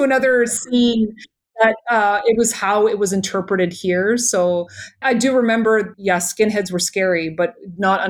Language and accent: English; Toronto, Ontario, Canada; being born here